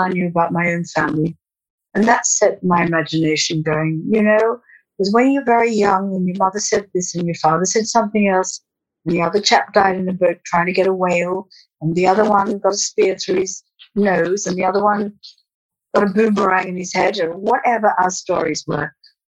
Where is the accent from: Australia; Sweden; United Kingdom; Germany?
Australia; In Australia, but I never did grow up.